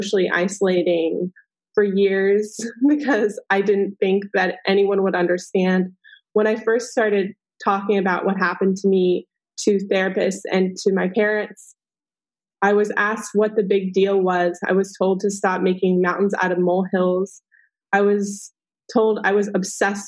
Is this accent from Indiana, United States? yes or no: no; Texas, United States; I was raised in Texas